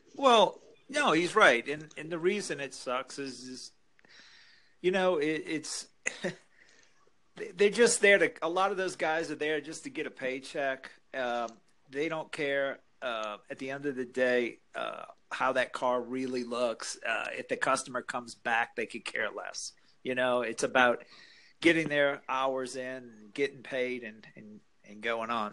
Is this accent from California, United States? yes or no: no; Colorado, United States; I'm from Colorado